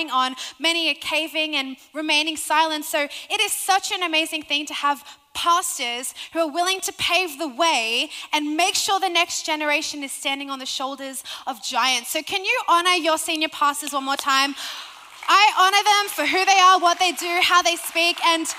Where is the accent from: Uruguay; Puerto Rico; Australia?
Australia; Sydney, New South Wales; accent: Australian